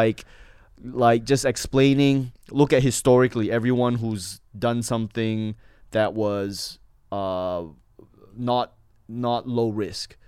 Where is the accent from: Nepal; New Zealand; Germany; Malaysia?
Malaysia; Johor Bahru, Johor; moved away as an adult; also born or lived in Manchester, New Hampshire, United States / Singapore / Australia; now in United States; my hometown in Malaysia, Johor Bahru, is the border town